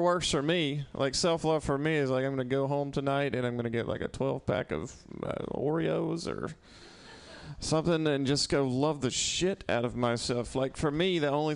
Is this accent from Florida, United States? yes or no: no; Mississippi, United States; moved away as an adult; also born or lived in New York; now in San Francisco, United States; I'm from Mississippi, originally